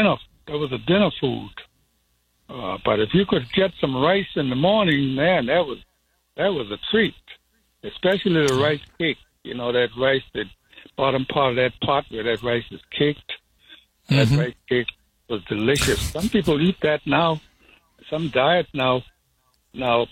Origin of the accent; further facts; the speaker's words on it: Hilton Head Island, South Carolina, United States; I was born here on Hilton Head Island, where I sit right now on the same land, in 1941. Grew up right here